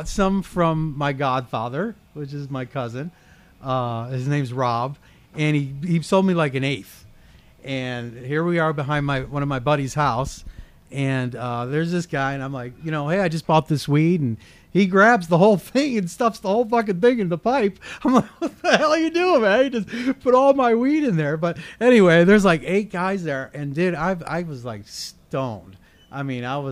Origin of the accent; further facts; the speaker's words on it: Cleveland, Ohio, United States; moved away as an adult; I grew up in Cleveland, Ohio. Left there when I was about 18 years old